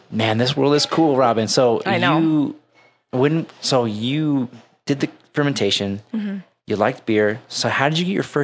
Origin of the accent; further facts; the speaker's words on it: Utah, United States; And I'm from Utah most of my life.